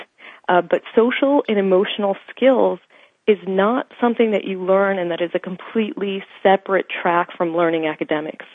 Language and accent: English; United States; I come from two Indian immigrant parents, and I grew up in the States